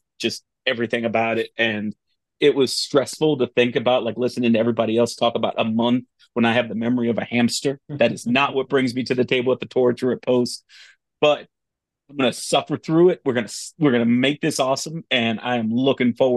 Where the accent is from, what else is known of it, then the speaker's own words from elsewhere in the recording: New York, United States; growing up in New York and not having cable